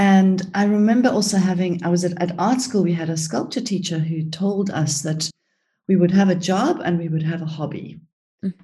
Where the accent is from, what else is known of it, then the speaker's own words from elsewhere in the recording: South Africa; also born or lived in Cyprus; I was born in Cyprus and grew up in South Africa. We went to South Africa when I was 5.